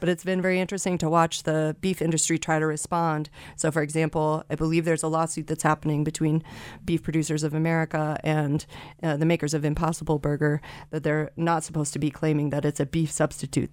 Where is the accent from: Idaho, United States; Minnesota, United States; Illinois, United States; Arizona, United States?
Idaho, United States; Canyon County; I'm from Canyon County.